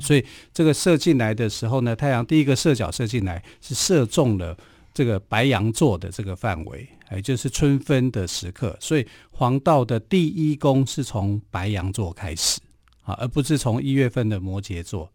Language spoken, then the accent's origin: Chinese; Taiwan; 我们台湾话